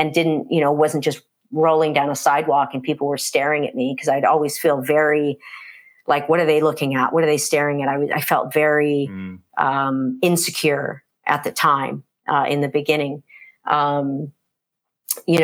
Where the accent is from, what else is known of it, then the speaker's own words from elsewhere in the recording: United States; moved away as an adult; also born or lived in California; now in Canada; I grew up in the States, and moved to Canada